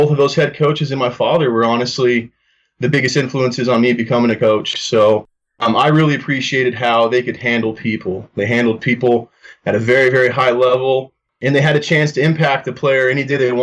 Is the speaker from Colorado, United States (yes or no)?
yes; Greeley, Colorado, United States; I'm originally from Greeley, Colorado. Grew up, played at Greeley West High School